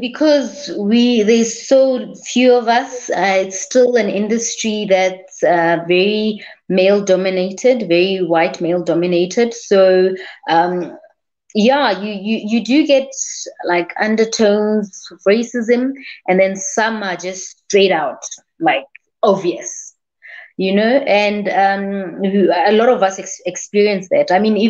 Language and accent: English; South Africa; I'm from South Africa, which basically the south of Africa.